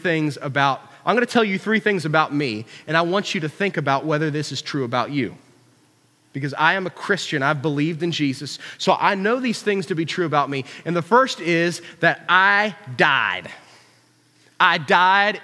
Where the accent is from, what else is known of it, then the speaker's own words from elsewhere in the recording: Huntington, United States; I'm from Hicktown, USA